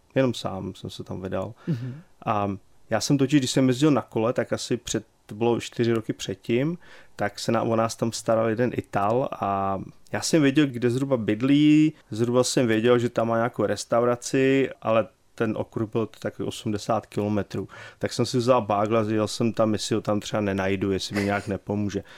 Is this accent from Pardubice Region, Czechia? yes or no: yes; Pardubice, Pardubice Region, Czechia; moved away as an adult; also born or lived in Lanškroun / England / Houston, Texas; now in Texas, United States; Narodil jsem se tady před, uh, už je to panečku, to bude 49 let teďka